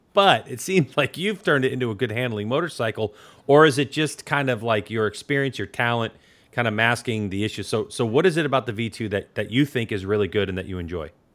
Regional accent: Northeast, United States; moved away; I'm originally from the Northeast

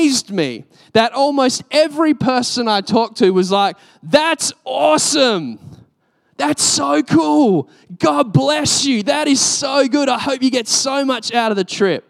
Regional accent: Australia; I'm Australian.

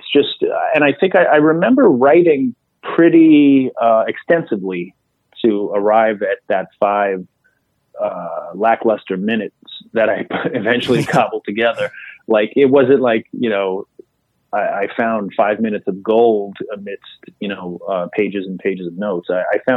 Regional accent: New York City, New York, United States; growing up in Queens, I was halfway between the Manhattan comedy clubs and the clubs out on Long Island

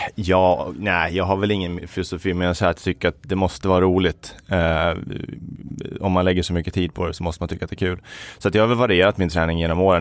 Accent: Falun, Dalarna County, Sweden; also born or lived in Uppsala; Jag är född i Uppsala, men eh, uppvuxen i Falun

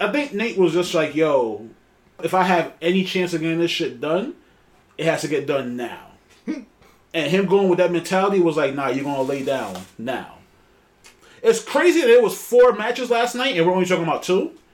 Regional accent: New York City, New York, United States; we're from New York City

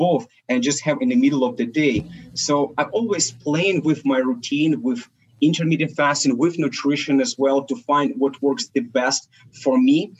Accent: Ukraine; also born or lived in Soviet Union; I was born in Soviet Union and we're Russian family, which is my parents. We've been immigrated to Ukraine and that Soviet Union collapsed. So that's basically where we I've been growing up and currently located

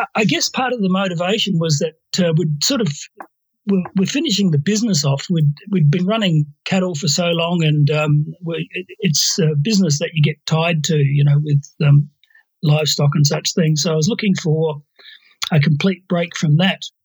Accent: Australia; also born or lived in North Queensland / Papua New Guinea; We're Australian

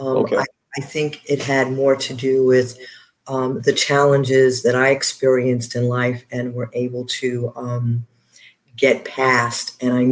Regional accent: New York City, New York, United States; moved away as an adult; also born or lived in Honduras / South Bend, Indiana; I am a native New Yorker

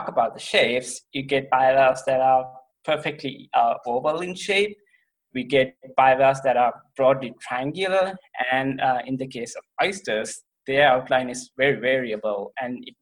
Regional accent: Sri Lanka; moved away as an adult; also born or lived in Ohio, United States; now in Columbia, Missouri, United States; I'm from Sri Lanka, which is a very beautiful country just to the south of India

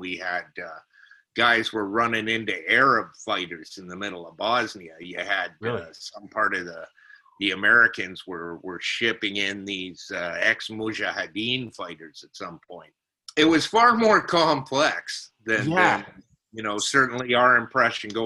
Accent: Alberta, Canada; now in Nova Scotia, Canada; I'm from Alberta originally

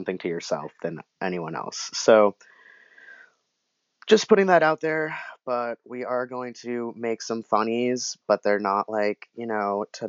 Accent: Sacramento, California, United States

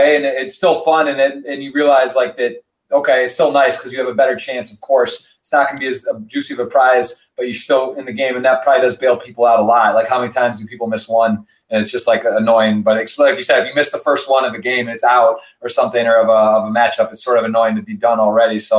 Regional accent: Ann Arbor, Michigan, United States; I'm from Ann Arbor

